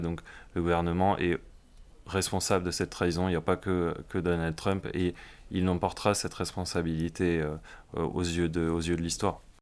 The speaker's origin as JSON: {"language": "French", "country": "France", "said": "en tant que Français"}